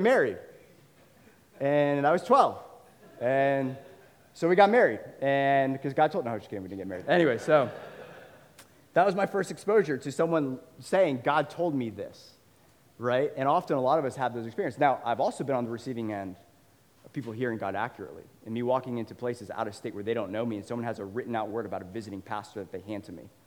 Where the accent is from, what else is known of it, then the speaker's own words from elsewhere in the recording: Northern Virginia, United States; I grew up in Northern Virginia